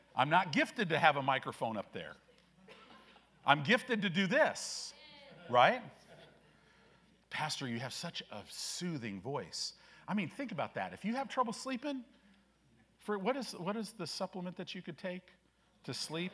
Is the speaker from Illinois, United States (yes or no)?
yes; Chicago, Illinois, United States; moved away; also born or lived in California; growing up in Illinois. I was born in Chicago, lived in some different places.